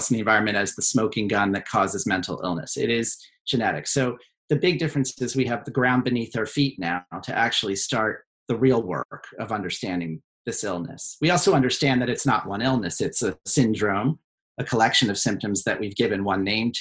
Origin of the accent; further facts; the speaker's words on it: suburban Maryland, United States; moved away as an adult; now in New York, United States; I grew up in suburban Maryland. We're a Baltimore family, but not the Wire Baltimore, more like Diner Baltimore.